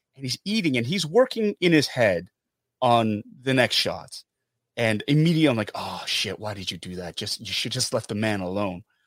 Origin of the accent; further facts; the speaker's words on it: Canada; I'm Korean Canadian